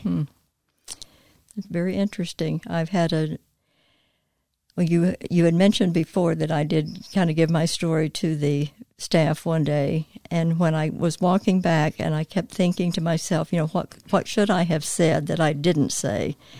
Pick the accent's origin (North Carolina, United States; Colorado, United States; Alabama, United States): North Carolina, United States; moved away as an adult; also born or lived in Indiana; I was born and raised in North Carolina